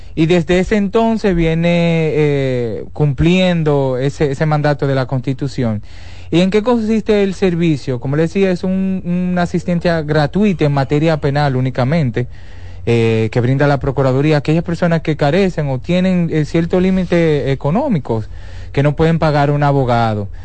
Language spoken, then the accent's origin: Spanish; Dominican Republic; Yo como dominicano, que uno vive viajando